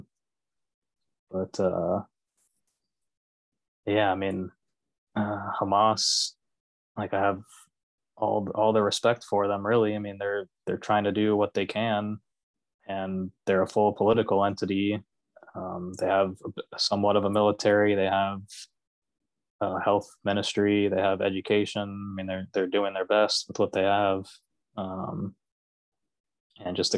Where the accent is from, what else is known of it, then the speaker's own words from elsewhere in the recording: Florida, United States; I grew up in Florida.